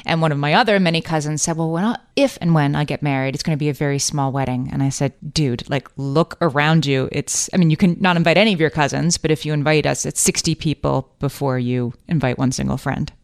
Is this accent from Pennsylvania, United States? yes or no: yes; Scranton, Pennsylvania, United States; now in New York City, United States; both my husband and I are from Scranton, Pennsylvania, home of the office